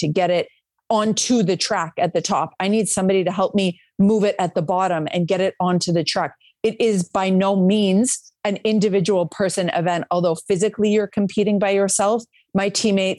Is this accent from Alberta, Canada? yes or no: yes; Calgary, Alberta, Canada; moved away as an adult; now in United States; Where I grew up in Calgary, we had the Cool Runnings track from the 88 Olympics